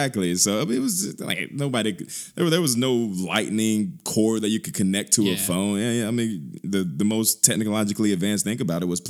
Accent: Birmingham, Alabama, United States; Born and bred, product of Birmingham. I grew up on the West Side for a few years, moved all over Birmingham, Homewood area, Lakeshore, Hoover, you name it.

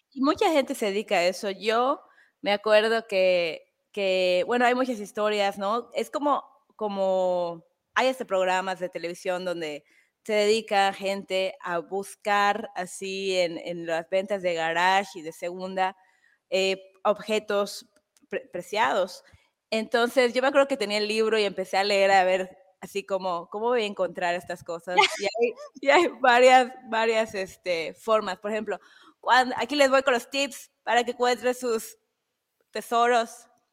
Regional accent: Mexico; moved away; yo soy mexicana

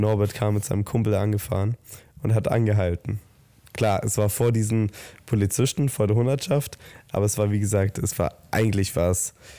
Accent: Southern Germany, Germany; wir kommen ja aus dem Süden Deutschlands

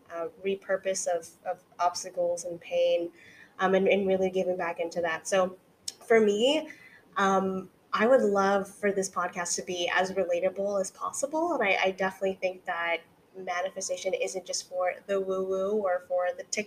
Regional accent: California, United States; moved away as an adult; now in New York City, United States; I am a California girl through and through

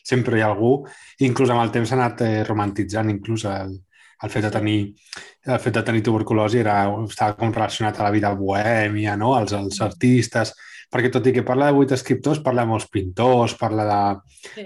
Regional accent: Catalonia, Spain; now in Copenhagen, Denmark; som els únics catalans que hi ha allí

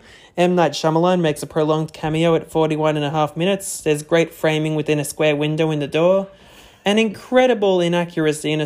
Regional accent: Australia; we're Australian

